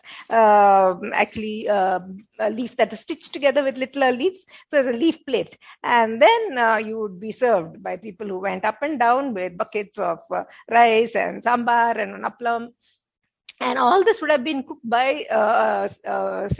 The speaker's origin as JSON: {"language": "English", "town": "Bangalore", "region": "Karnataka", "country": "India", "tie": "born or raised there", "said": "I grew up in Bangalore"}